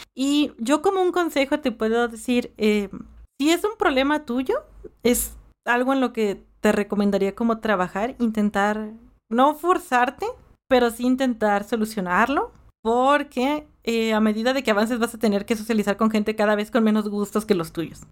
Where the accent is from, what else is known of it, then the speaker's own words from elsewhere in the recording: Mexico; yo nací aquí en México